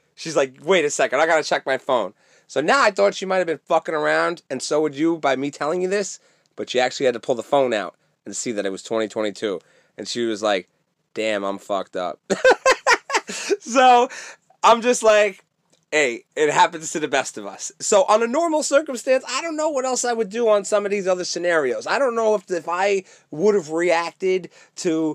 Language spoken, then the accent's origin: English; New York, United States; also born or lived in California; I'm from New York